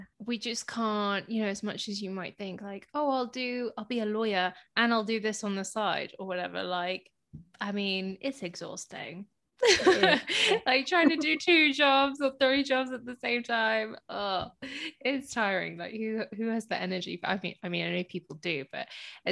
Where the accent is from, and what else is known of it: Hounslow, London, United Kingdom; born or raised there